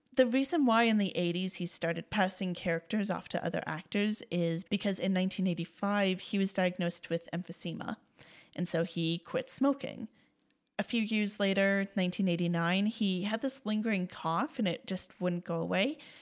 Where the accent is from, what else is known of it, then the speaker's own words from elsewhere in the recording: Canada; As a Canadian